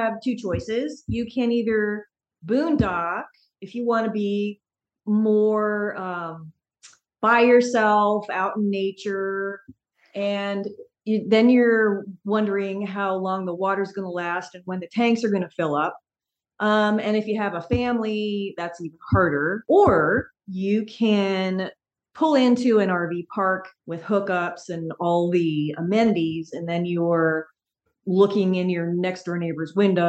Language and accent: English; Bellevue, Washington, United States; moved away as an adult; now in Eastern Washington, United States; I was born over in Bellevue